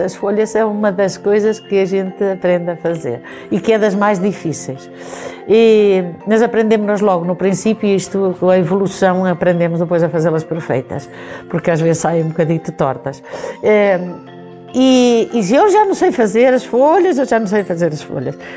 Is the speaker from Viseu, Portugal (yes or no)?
yes; Farminhão, Viseu, Portugal; sou de Farminhão